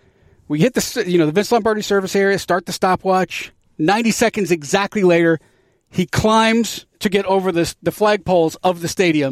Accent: New Jersey, United States; now in Purcellville, United States; I'm from New Jersey.

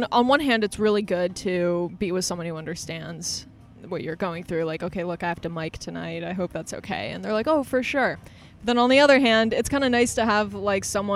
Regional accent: Los Angeles, California, United States; I was born in Hollywood.

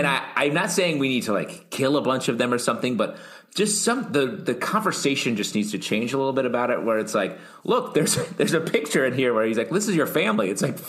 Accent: New York, United States; As a New Yorker, I found it to be pretty normal.

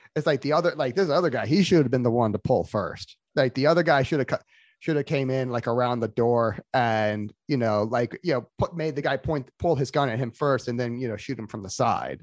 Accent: Florida, United States; I was raised in Florida

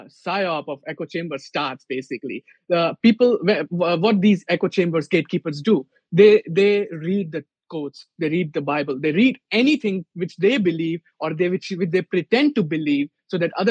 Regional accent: India; moved away; I'm Hindu. I'm from India. My culture, my religion, my everything is different

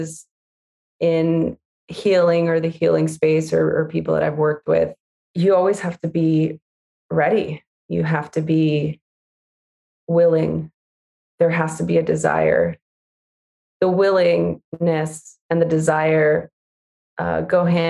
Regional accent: Los Angeles, California, United States; I grew up in East

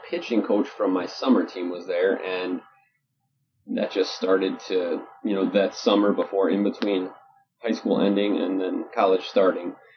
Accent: Chicago, Illinois, United States; moved away; also born or lived in Holland, Michigan; growing up in Chicago, in the 80s and 90s

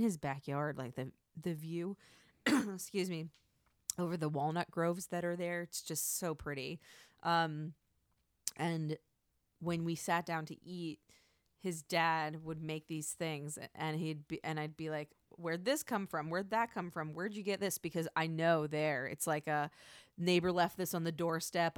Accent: United States; As an American, someone who was born and raised in the United States

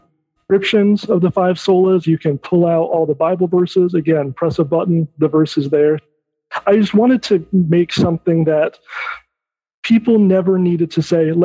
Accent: Michigan, United States; I'm from Michigan

